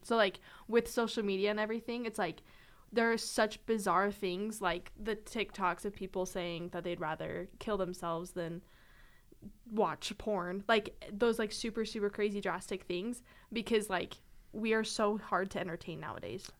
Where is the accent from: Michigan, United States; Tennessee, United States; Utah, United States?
Utah, United States; Clinton; moved away as an adult; I'm from Utah